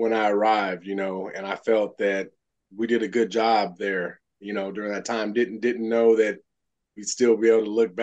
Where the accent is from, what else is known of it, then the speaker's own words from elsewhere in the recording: Elk Grove, United States; moved away as an adult; I'm coming from Elk Grove High School